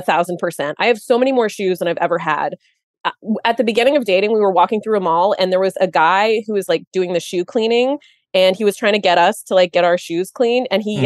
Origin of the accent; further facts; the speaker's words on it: India; I am Indian. Please don't tune out. And I have parents who are Indian.